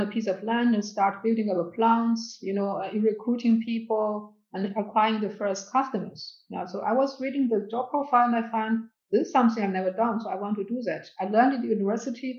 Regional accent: China; English is a second language; I went to university in my hometown.

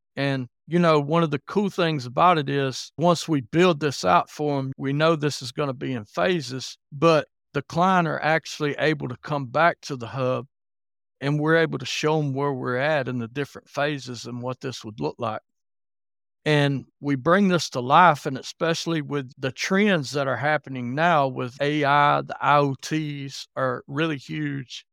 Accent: Alabama, United States; now in Kentucky, United States; I live in Kentucky, but I was born and raised in Alabama, if you're wondering about my accent a little bit.

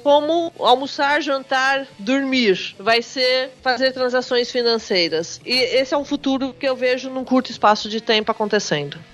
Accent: Brazil; esse foi o preço que nós pagamos como brasileiros

